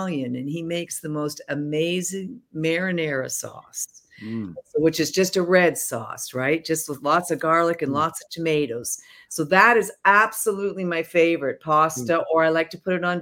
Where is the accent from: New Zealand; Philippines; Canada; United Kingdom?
Canada; I'm a Canadian